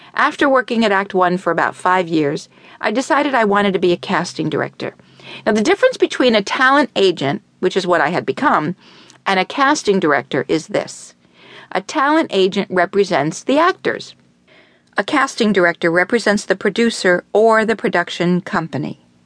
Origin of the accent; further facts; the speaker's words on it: Miami, Florida, United States; I was born in Miami Beach and raised in Miami